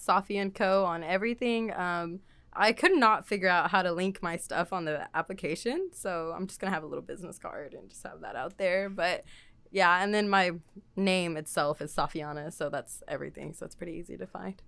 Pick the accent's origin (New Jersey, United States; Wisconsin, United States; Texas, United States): Texas, United States; Waco; I'm actually from Waco